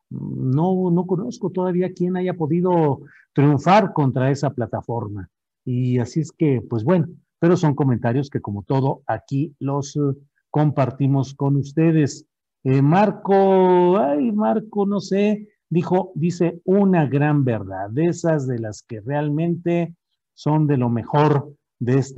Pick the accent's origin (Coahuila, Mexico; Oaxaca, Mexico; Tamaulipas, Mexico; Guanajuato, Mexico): Coahuila, Mexico; Torreón; paisano mío. Yo soy de Torreón, Coahuila, nacido ahí